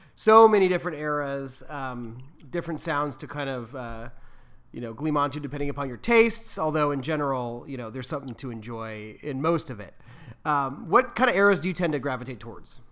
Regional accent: Sacramento, California, United States; We're from Sacramento.

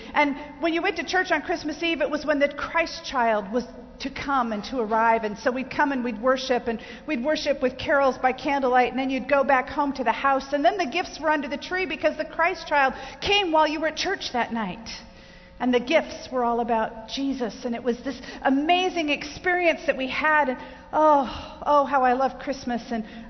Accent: Germany; I was raised in Germany. My parents were missionaries in the Church of the Nazarene, and I was born in Germany.

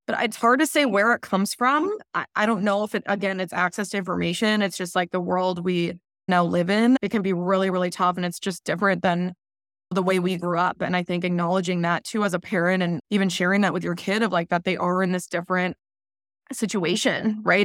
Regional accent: Midwest, United States; now in Southern California, United States; I grew up in the Midwest and now I'm in Southern California

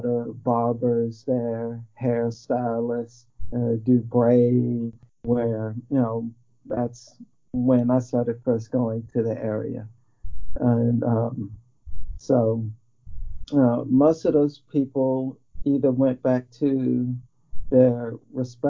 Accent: United States; moved away as an adult; now in China; I'm an American of African and Chinese ancestry.

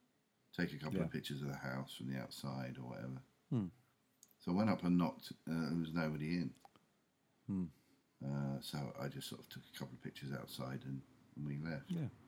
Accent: England, United Kingdom; I'm English.

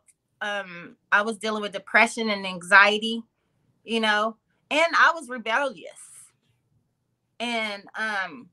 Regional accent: Oklahoma, United States; first language English; moved away as an adult; now in Bay Area, United States; I'm from a little town called Shakota, Oklahoma

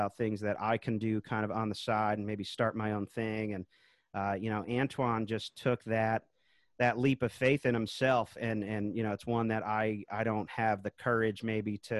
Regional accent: Charlottesville, Virginia, United States; here in my hometown now, Charlottesville, Virginia.

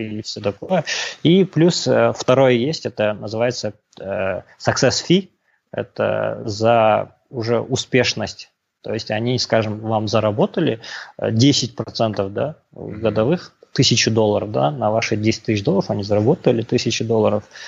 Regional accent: Pavlodar Region, Kazakhstan; moved away as an adult; also born or lived in United States; Я родом из Володарской области, родился в 1987 году, окончил казахско-турецкий лицей в Павлодаре в 2006 году

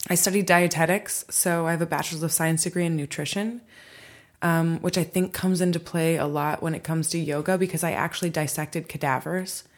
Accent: Michigan, United States; also born or lived in Hawaii; now in Los Angeles, United States; Michigan. I'm from

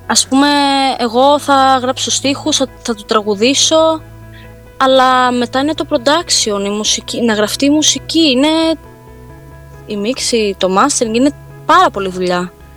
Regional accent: Rhodes, South Aegean, Greece; σε νησί που γεννήθηκα

